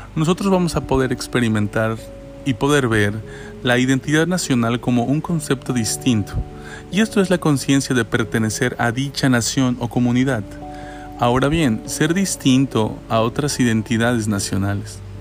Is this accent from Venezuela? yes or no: no; Mexico; nos identifica como mexicanos y mexicanas